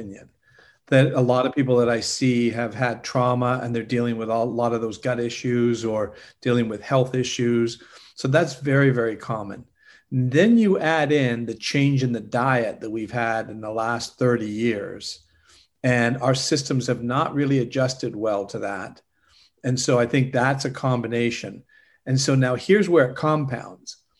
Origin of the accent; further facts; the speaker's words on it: Canada; also born or lived in Europe; now in Orlando, United States; I'm originally from Canada